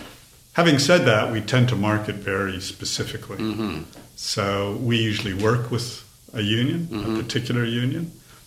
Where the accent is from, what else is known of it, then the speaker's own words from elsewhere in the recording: Toronto, Ontario, Canada; now in Australia; I was born in Toronto, Canada, mm-hmm. and I grew up in the kind of inner city. My parents were immigrants from mm-hmm. Eastern Europe